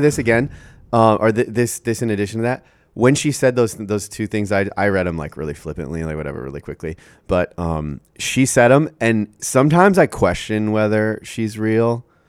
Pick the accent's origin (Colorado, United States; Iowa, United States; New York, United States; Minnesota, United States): Iowa, United States; As an Iowan